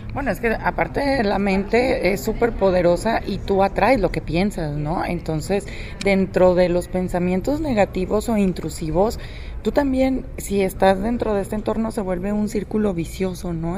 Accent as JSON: {"language": "Spanish", "country": "Mexico", "said": "nosotros como mexicanos"}